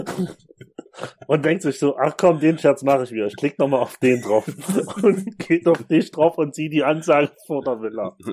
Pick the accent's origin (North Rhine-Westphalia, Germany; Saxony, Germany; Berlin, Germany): Saxony, Germany; Chemnitz; bei uns in Chemnitz